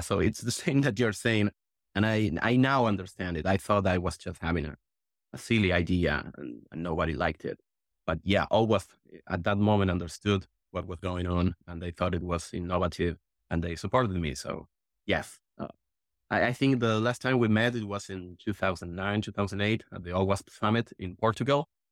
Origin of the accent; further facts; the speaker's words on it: Argentina; I'm from Argentina